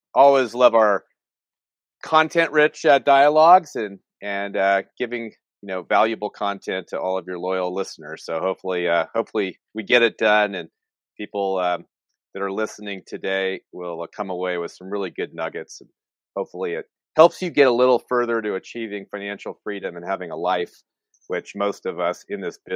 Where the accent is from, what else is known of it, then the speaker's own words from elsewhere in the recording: San Francisco Bay Area, California, United States; I'm from the California, San Francisco Bay Area